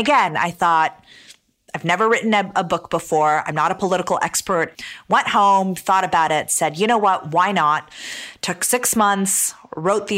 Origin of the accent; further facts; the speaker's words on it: Canada; also born or lived in Damascus, Syria / Toronto, Canada; I was born in Damascus, Syria, and my parents immigrated to Canada, to Toronto in 1989. And I grew up in Canada